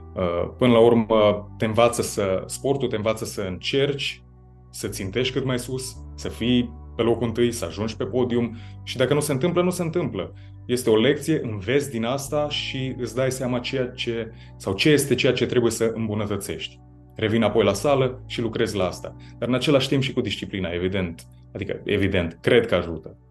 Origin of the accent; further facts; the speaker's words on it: Baia Mare, Maramureș County, Romania; moved away as an adult; also born or lived in Copenhagen, Denmark; eu eu sunt din Baia Mare și sunt cumva de la marginea orașului, nici măcar din centru